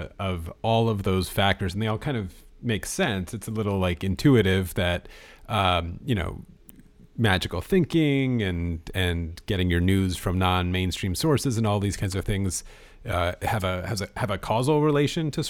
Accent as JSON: {"language": "English", "country": "United States", "said": "I'm an American"}